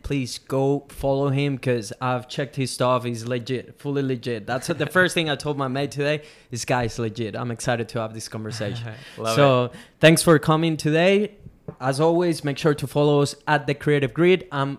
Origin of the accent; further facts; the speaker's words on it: Venezuela; now in Australia; I came from Venezuela. I get to live in a place like Australia